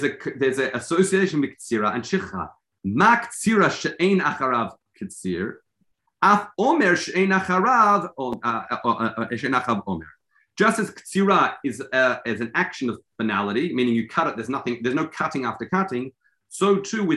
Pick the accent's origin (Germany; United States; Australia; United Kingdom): Australia; I'm Australian